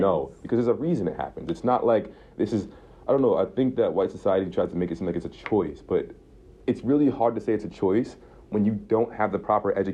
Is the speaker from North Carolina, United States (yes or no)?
no; Albany, New York, United States; I'm from Albany